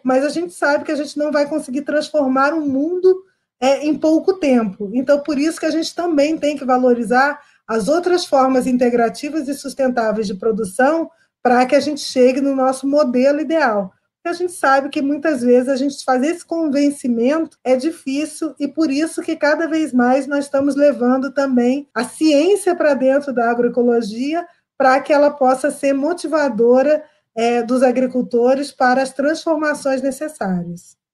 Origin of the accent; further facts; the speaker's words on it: Rio de Janeiro, Brazil; Sou carioca